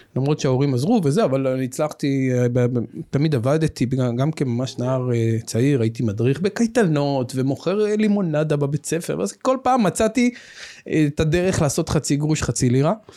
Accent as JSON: {"language": "Hebrew", "town": "Tel Aviv", "region": "Tel Aviv District", "country": "Israel", "tie": "born or raised there", "said": "אני גדלתי בצפון תל אביב, בשכונה מוכרת שקוראים לה רמת אביב"}